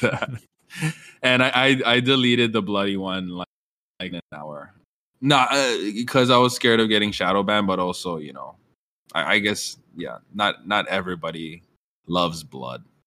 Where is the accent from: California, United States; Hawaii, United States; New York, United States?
Hawaii, United States; now in Seattle, United States; I'm from Hawaii.